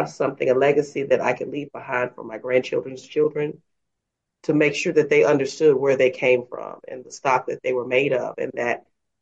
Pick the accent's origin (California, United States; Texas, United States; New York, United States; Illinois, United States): Texas, United States; Dallas; I am a native of Dallas, Texas, and I was born and raised there